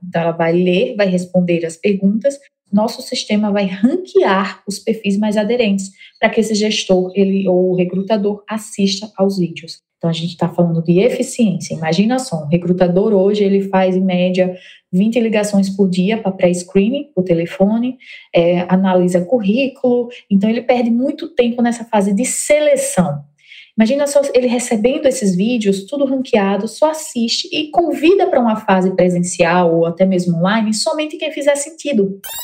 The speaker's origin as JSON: {"language": "Portuguese", "town": "Mossoró", "region": "Rio Grande do Norte", "country": "Brazil", "tie": "born or raised there", "moved": "as an adult", "lives_now": "São Paulo, Brazil", "said": "como vocês estão percebendo aí meu sotaque, eu sou potiguar, natural de Mossoró."}